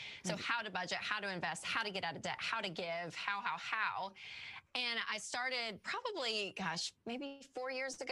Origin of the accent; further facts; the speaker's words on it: Nashville, Tennessee, United States; I am from Nashville, actually born and raised in Nashville and live here still